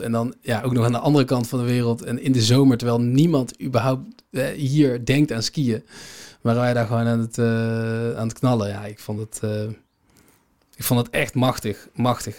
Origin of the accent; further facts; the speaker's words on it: Netherlands; als Nederlander